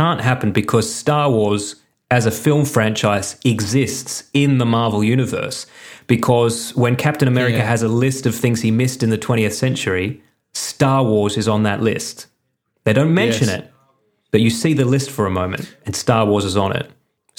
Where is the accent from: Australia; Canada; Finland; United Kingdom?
Australia; Penrith, New South Wales; I grew up in Penrith.